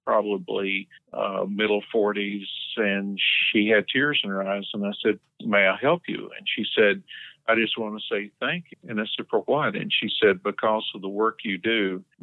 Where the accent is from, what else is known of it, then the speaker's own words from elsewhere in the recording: Tennessee, United States; moved away as an adult; now in Door County, United States; I'm originally from Tennessee, as you can probably tell from my accent